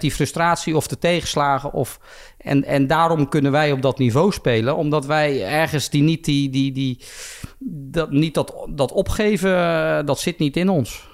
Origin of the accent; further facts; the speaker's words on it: Bergschenhoek, South Holland, Netherlands; also born or lived in Belgium; ik ben hier opgegroeid. Mijn vrienden zitten hier